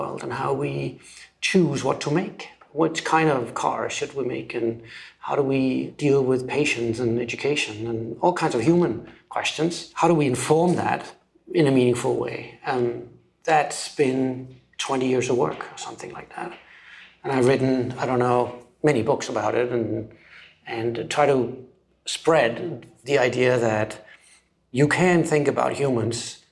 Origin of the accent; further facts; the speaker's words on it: Denmark; moved away as an adult; also born or lived in Copenhagen, Denmark / London, United Kingdom; I am from Denmark originally, and I grew up on a small island south of Sweden, which has used to have 50,000, now it's got like 30,000 people living there.